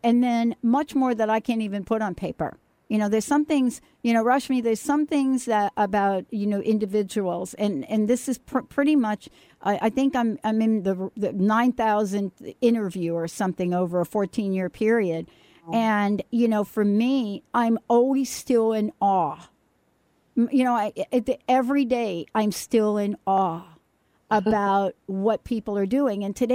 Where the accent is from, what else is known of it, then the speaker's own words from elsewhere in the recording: New York City, New York, United States; moved away; I'm a girl from the Bronx, New York.